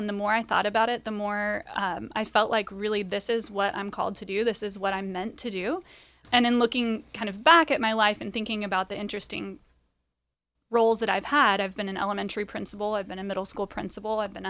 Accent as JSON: {"language": "English", "region": "California", "country": "United States", "tie": "born or raised there", "said": "I grew up in Orange County, but went to San Diego State."}